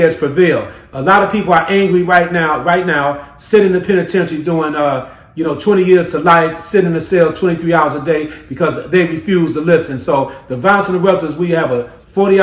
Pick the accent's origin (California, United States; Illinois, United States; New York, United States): Illinois, United States; Chicago; I grew up in the Henry Horner Projects on the west side of Chicago and the Avalon Park community on the south side of Chicago.